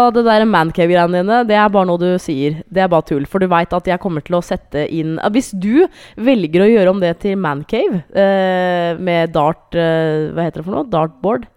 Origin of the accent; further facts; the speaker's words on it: Hamar, Innlandet, Norway; jeg er fra Hamar